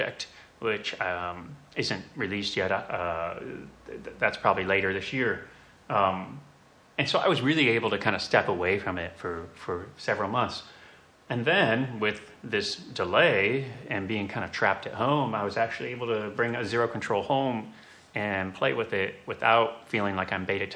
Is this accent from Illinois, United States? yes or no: yes; Springfield, Illinois, United States; also born or lived in Chicago, Illinois; I grew up in Central Illinois, Springfield, Illinois.